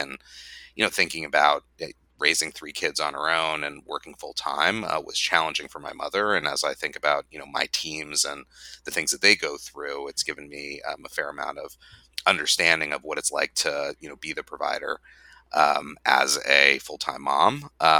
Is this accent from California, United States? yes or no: no; Phoenix, Arizona, United States; now in Washington, D.C., United States; I grew up in Phoenix, Arizona.